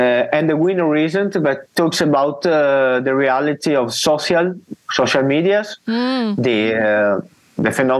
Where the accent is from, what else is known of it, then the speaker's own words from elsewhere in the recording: Italy; first language Italian; English is a second language; we have chosen the Italian language also because it's our language